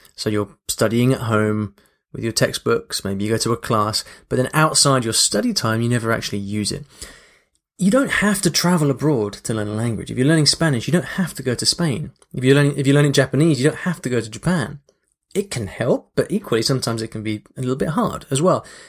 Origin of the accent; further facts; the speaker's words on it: London, United Kingdom; also born or lived in Paris; then went back to London and learnt languages back home in London as well